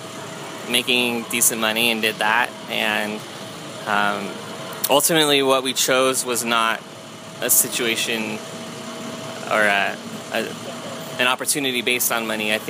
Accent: California, United States; also born or lived in Nashville; I'm from California

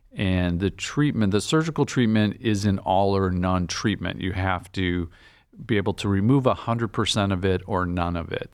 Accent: Green Bay, Wisconsin, United States; moved away as an adult; also born or lived in Nebraska / Chicago / Boston; now in Cleveland, United States; I'm was born and raised in Green Bay, Wisconsin

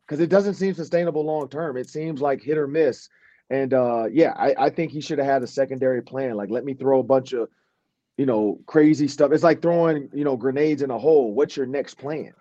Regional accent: Detroit, Michigan, United States; we're both from Detroit.

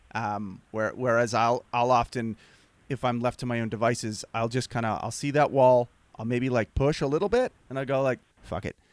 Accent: Nova Scotia, Canada; moved away as an adult; also born or lived in Los Angeles; I'm from the East Coast. I'm, I'm not from Prince Adam, but I'm from Nova Scotia, which is, like, three hours away.

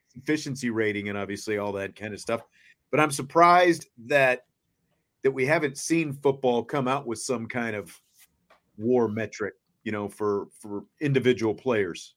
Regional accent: Kansas, United States; growing up in Kansas watching the Royals

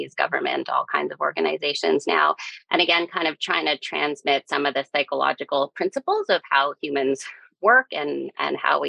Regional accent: Calgary, Alberta, Canada; moved away as an adult; now in Halifax, Canada; I'm born and raised in Calgary, but I've been in Halifax since 2007

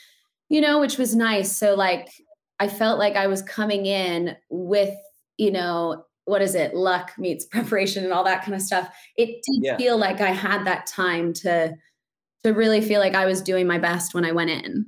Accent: United States; moved away as an adult; also born or lived in New York; now in London, United Kingdom; I'm American

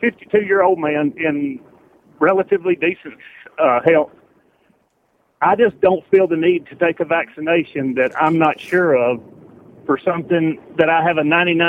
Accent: Alabama, United States; now in Tennessee, United States; I was raised in Alabama

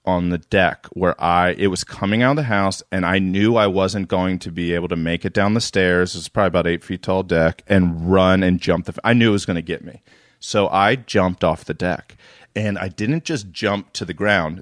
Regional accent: East Coast, United States; I'm from the East Coast

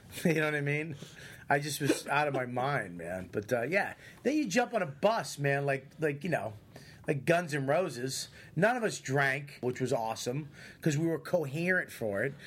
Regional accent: Boston, Massachusetts, United States; I'm from Boston

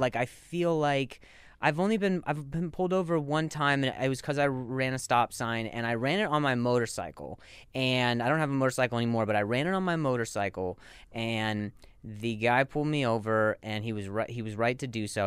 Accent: Las Vegas, Nevada, United States; moved away; also born or lived in Indiana; I grew up in Vegas, but I was born in, in Indiana

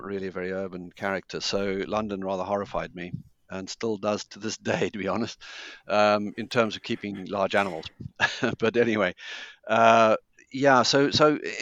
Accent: Zimbabwe; moved away; also born or lived in Cambridge; I was born in Zimbabwe and brought up there

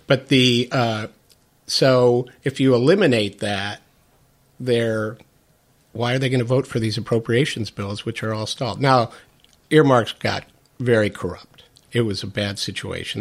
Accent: Ottawa, Illinois, United States; now in Washington, United States; I grew up in Ottawa, which is about ninety miles You guys would call it southwest of here

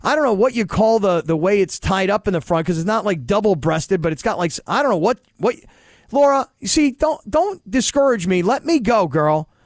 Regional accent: United States; we as American sports fans

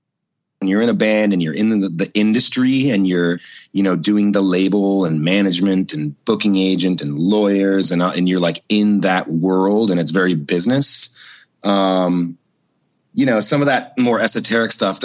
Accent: Minneapolis, Minnesota, United States; I was born and raised in Minneapolis

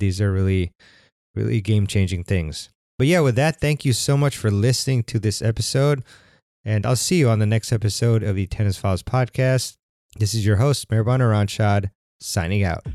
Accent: United States; I'm American

